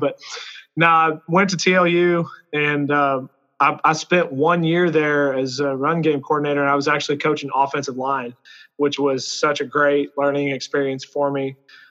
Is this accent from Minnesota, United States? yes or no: no; Abilene, Texas, United States; I'm originally from Abilene, Texas, which is where McMurray University is located here. Born and raised out here in West Texas. I'm a proud Abilenian. Went to Cooper High School